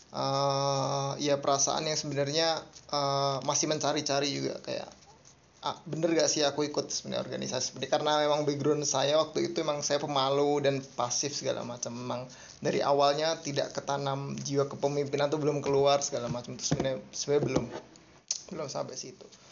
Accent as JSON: {"language": "Indonesian", "town": "Semarang", "region": "Central Java", "country": "Indonesia", "tie": "born or raised there", "also_born_or_lived": "Jakarta", "moved": "as an adult", "lives_now": "Bandung, Indonesia", "said": "Saya lahirnya di Semarang. Uh, dari kecil dari TK sampai kuliah uh, di Semarang di Undip."}